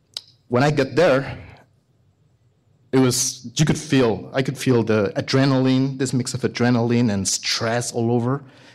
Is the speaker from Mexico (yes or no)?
yes; Mexico; English is a second language; I am a veterinarian from Mexico. I studied there.